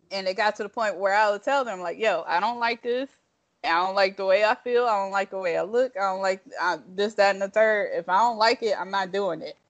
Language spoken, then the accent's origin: English; Toledo, Ohio, United States; moved away; also born or lived in Detroit, Michigan; The part of Ohio my, I'm actually from is Toledo